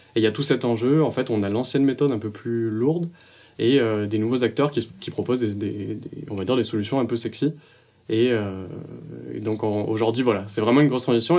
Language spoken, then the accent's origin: French; Montpellier, Occitania, France; also born or lived in Paris region; je viens de Montpellier